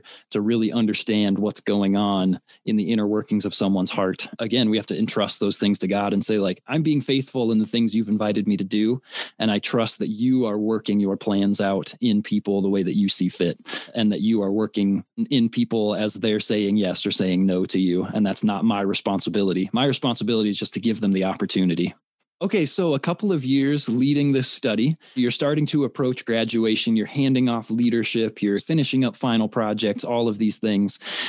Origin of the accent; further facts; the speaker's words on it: Indiana, United States; I'm from Indiana, and I studied psychology at Indiana Wesleyan in Marion.